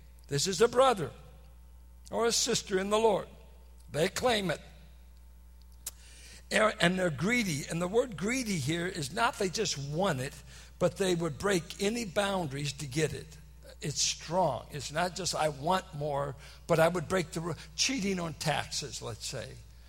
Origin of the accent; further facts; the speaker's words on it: Richmond, Virginia, United States; I'm from Richmond. I said, hot refers either to chicks or stolen goods.